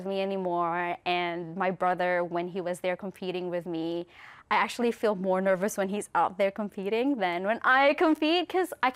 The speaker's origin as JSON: {"language": "English", "country": "Philippines", "tie": "born or raised there", "moved": "yes", "lives_now": "New Zealand", "said": "we came from the Philippines"}